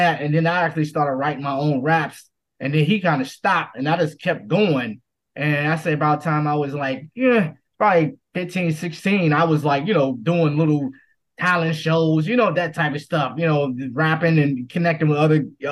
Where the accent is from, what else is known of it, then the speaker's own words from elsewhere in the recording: Washington, District of Columbia, United States; D.C. Born and raised in D.C.